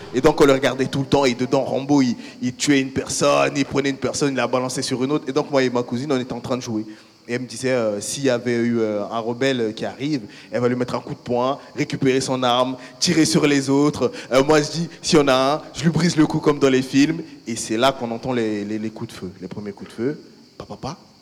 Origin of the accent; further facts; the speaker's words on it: Central African Republic; moved away; j'ai fait une partie de mon enfance en Centrafrique, euh, République centrafricaine